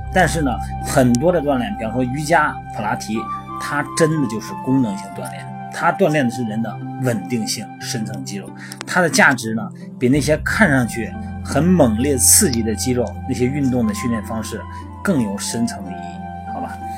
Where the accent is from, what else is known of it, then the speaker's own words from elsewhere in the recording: China; 我们作为中国人啊